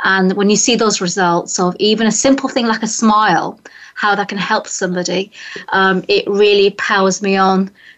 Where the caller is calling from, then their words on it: Hartfield, South East England, United Kingdom; I'm in the UK, so I'm 1 hour from London. I'm actually in a very famous village, which is the birthplace of Winnie the Pooh. Village called Hartfield.